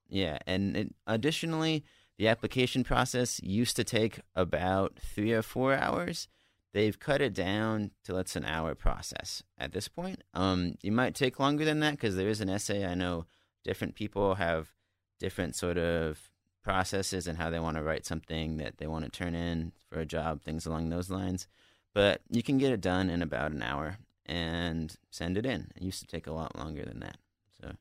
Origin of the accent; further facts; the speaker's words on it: Montana, United States; moved away; I'm from Montana